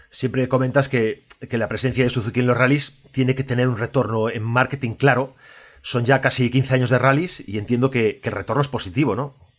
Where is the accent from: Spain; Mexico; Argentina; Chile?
Spain; Galicia; yo como gallego